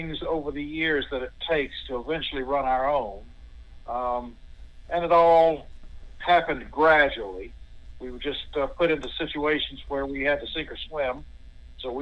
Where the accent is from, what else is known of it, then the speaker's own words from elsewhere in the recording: Sandhills, North Carolina, United States; I grew up in the Sand Hills side, lived in the beach side, Wellington, and finally have ended up migrating up here to the high country where it's a little bit cooler